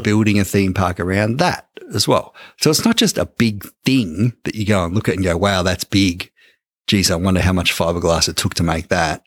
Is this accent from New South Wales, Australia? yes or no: no; Ballarat, Victoria, Australia; We're from Ballarat, Larker